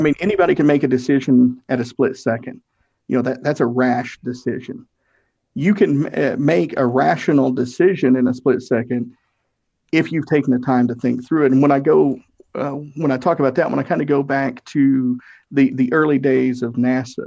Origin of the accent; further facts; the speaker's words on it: Tennessee, United States; I'm from Tennessee. We have a lot of weird sayings